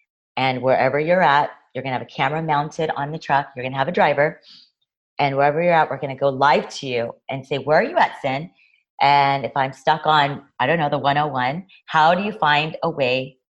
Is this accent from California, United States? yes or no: yes; Los Angeles, California, United States; also born or lived in New York; I mean, I grew up here in Los Angeles